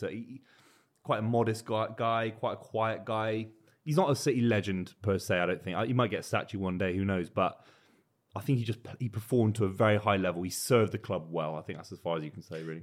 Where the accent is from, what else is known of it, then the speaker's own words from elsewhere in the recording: West Country, South West England, United Kingdom; I'm from the West Country